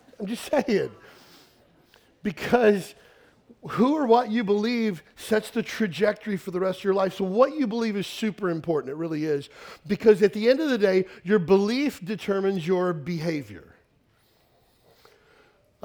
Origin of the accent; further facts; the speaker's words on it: Western Kentucky, United States; I grew up in Western Kentucky, a small town of about 4,000 people, redneck town